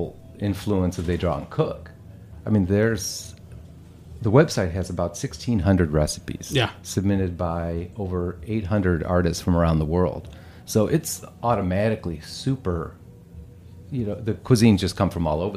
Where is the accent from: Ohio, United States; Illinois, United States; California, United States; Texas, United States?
Ohio, United States; Cleveland; born or raised there